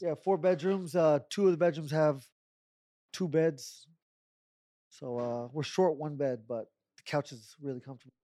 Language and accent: English; Tucson, Arizona, United States; I'm half Mexican, and I was born in Tucson